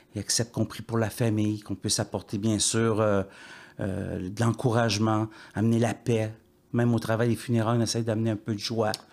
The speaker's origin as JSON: {"language": "French", "town": "Salaberry-de-Valleyfield", "region": "Quebec", "country": "Canada", "tie": "born or raised there", "moved": "yes", "said": "mon village natal"}